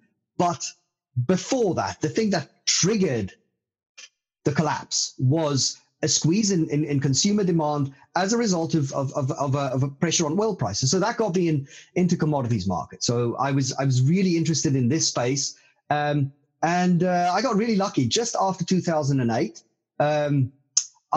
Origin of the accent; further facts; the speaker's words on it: South Africa; now in London, United Kingdom; I grew up a stone's throw away from the South African gold fields in central South Africa